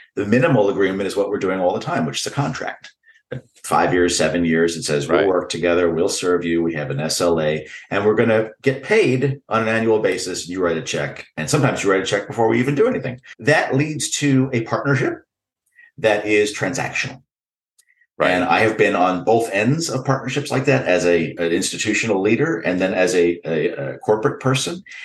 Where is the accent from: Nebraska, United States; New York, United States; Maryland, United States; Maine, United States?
New York, United States; New York and the Northeast, United States; Growing up in New York and the Northeast